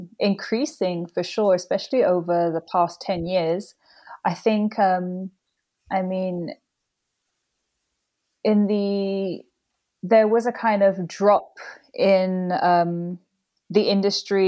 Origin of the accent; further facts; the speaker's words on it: London, United Kingdom; moved away as an adult; now in Indonesia; I was born in London because my parents met and had me here